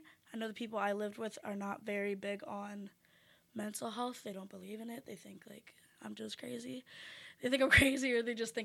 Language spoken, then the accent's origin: English; Pennsylvania, United States; moved away